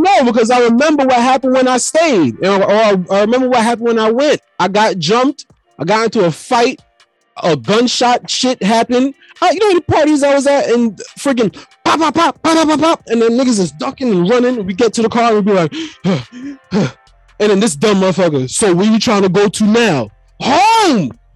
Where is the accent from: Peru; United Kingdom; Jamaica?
Jamaica; I'm already Jamaican